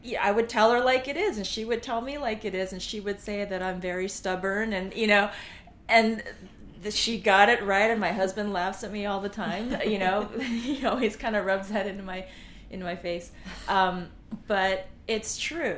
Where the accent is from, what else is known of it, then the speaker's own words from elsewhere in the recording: California, United States; moved away as an adult; now in New York, United States; So I'm from California, so I went to UC Berkeley for psychology